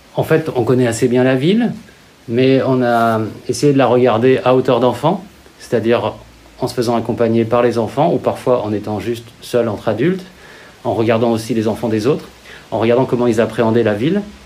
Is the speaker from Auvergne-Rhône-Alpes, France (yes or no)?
yes; Lyon, Auvergne-Rhône-Alpes, France; je suis lyonnais euh, d'origine, je suis né à Lyon